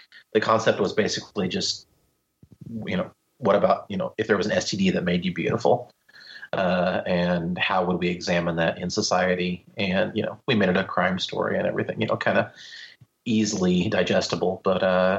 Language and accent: English; Midwest, United States; I'm from the Midwest, man.